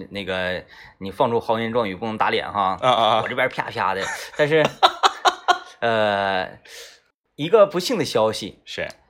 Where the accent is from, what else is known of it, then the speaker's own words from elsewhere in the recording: China; 我们中国人就喜欢数字